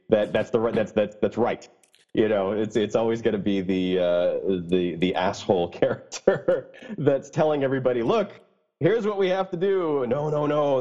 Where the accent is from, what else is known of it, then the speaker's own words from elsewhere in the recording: United States; I'm American, but it's French Canadian